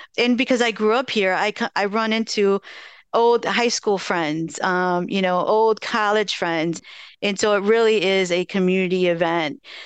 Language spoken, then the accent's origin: English; Madison, Wisconsin, United States; growing up here, I grew up in Kennedy Heights and, you know, I spent a lot of time at Darbo, Marquette Street on the, you know, east side of Madison